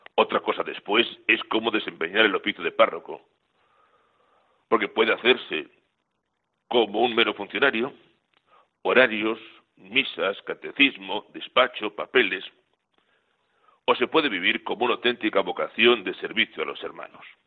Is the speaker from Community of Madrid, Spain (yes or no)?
yes; Miraflores de la Sierra, Community of Madrid, Spain; en mi pueblo, Miraflores de la Sierra, en la provincia de Madrid